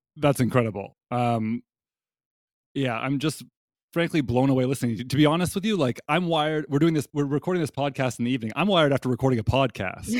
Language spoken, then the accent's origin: English; Canada; now in United States; as a Canadian living in the United States